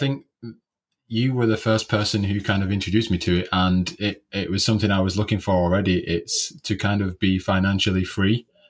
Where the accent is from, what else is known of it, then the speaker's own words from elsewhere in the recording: Oldham, North West England, United Kingdom; I'm from Oldham, which is in the UK.